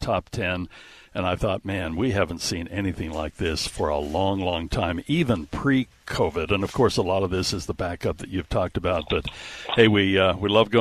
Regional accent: Salt Lake City, Utah, United States; I was raised in Salt Lake City, born in Salt Lake City

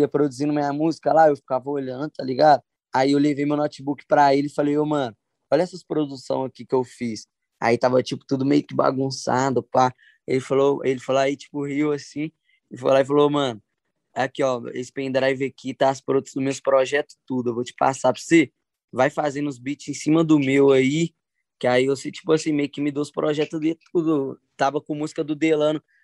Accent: Belo Horizonte, Minas Gerais, Brazil; Eu, eu vim lá do Morro do Papagaio, tá ligado? Morro do Papagaio, ali na, na zona sul de, de Belo Horizonte

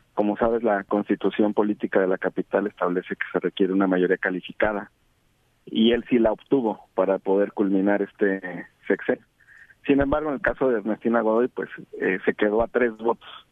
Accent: Jalisco, Mexico; Yo soy de Jalisco

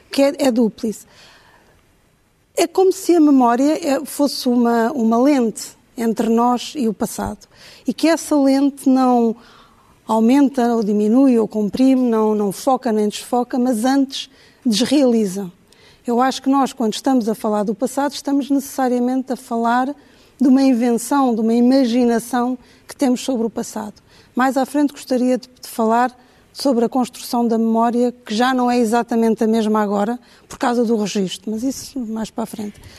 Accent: Angola; pessoas com Uh, experiências uh, disruptoras, como por exemplo o meu caso, que vim de Angola, que tive acidentes, etc., marcam sempre um antes e um depois.

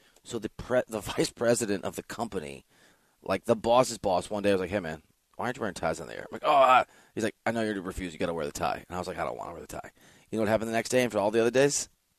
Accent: Iowa, United States; I am from Iowa. We have had a family farm.

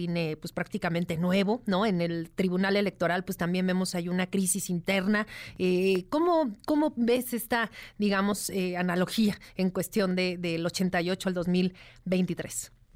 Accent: Mexico; como mexicanos

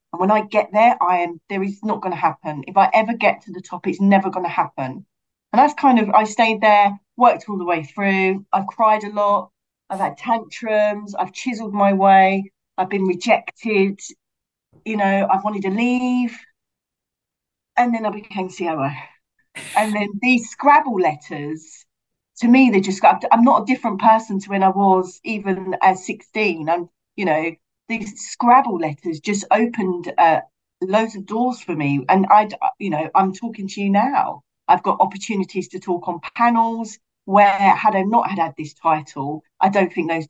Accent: London, United Kingdom; I'm from Brixton.

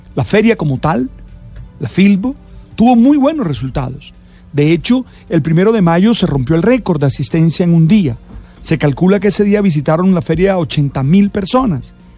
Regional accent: Colombia; quiénes somos nosotros, los colombianos

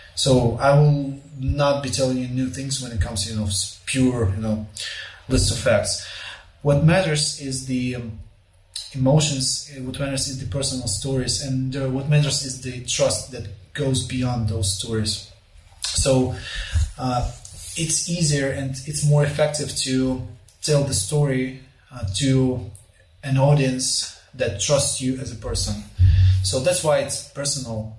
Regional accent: Volnovakha, Donetsk Oblast, Ukraine; Volnovakha, my hometown, which is just north of Mariupol

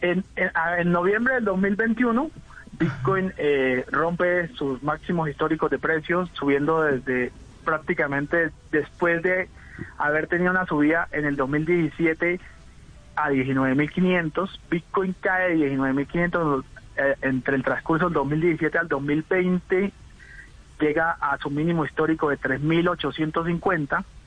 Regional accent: Venezuela; moved away as an adult; also born or lived in Hong Kong; now in Colombia; yo soy un colombiano que toda mi vida viví en Venezuela, soy un inmigrante de Venezuela a Colombia

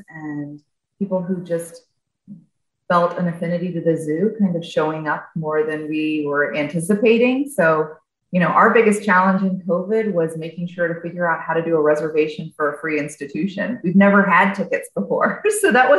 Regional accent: Atlanta, Georgia, United States; now in Chicago, United States; I am originally from Atlanta, Georgia

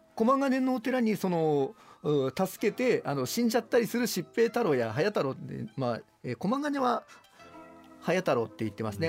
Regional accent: Iida, Nagano, Japan; 地元長野

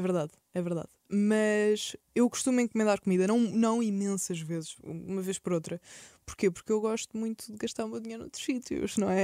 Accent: Setúbal, Portugal; moved away as an adult; now in Lisbon, Portugal; eu nasci em Setúbal, nasci e cresci em Setúbal

